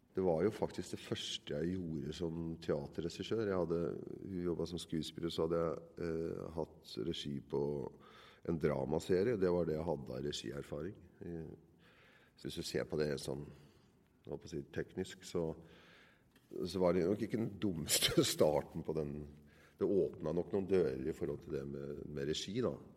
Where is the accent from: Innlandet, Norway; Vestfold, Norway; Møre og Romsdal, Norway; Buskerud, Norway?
Vestfold, Norway; Nøtterøy; jeg er jo fra Nøtterøy, oppvokst på et sted som heter Årøysund